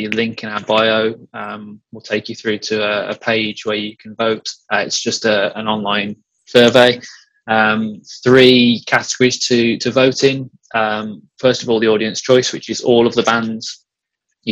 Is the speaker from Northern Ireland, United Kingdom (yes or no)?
no; Cannock, West Midlands, United Kingdom; Cannock, which is my hometown.